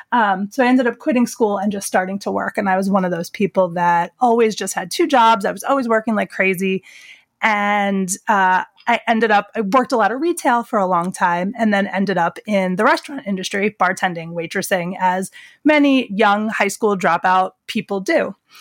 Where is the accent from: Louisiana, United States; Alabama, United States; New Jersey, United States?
New Jersey, United States; the Pine Barrens; moved away as an adult; also born or lived in Philadelphia; I grew up in the Pine Barrens in Jersey